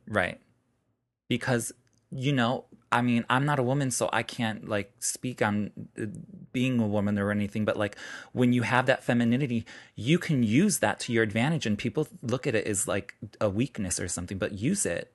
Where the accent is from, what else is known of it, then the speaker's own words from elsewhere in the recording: Chicago, Illinois, United States; now in New York City, United States; I'm from Chicago.